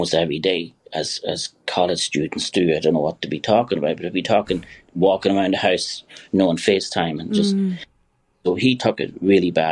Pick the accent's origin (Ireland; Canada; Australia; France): Ireland; Kilkerley, Leinster; now in New York, United States